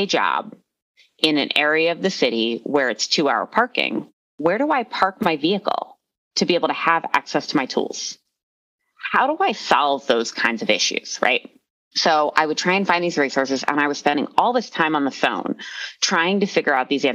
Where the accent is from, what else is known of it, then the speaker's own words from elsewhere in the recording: Philadelphia, Pennsylvania, United States; now in Arvada, United States; I am originally from Philadelphia and we are a blunt and kind of mean people